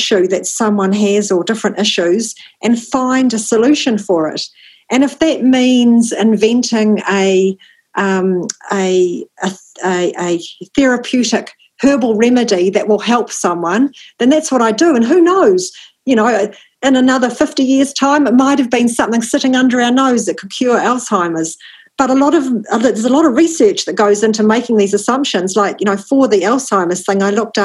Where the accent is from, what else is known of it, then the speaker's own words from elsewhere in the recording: New Zealand; as a New Zealander